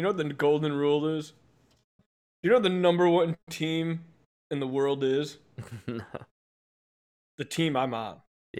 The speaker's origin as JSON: {"language": "English", "country": "United States", "said": "Because I'm American."}